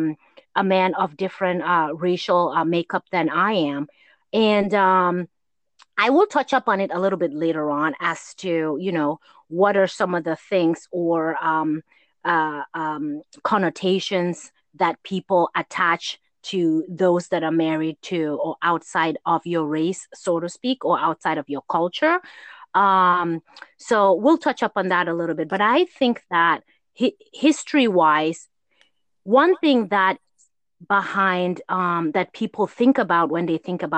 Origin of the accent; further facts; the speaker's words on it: Gambia; growing up in Gambia